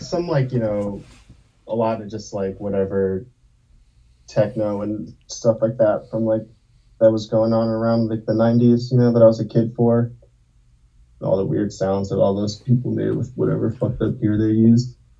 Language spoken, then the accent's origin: English; New Jersey, United States; moved away as an adult; also born or lived in Brooklyn, New York; now in Baltimore, United States; I was born in Brooklyn, and uh, I grew up mostly in New Jersey, and then I moved to Baltimore like 12 years ago, maybe